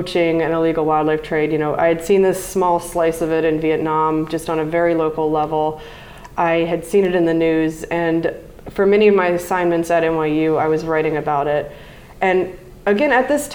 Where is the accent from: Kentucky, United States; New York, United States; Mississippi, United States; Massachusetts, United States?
Mississippi, United States; Mississippi Gulf Coast, United States; I grew up on the Mississippi Gulf Coast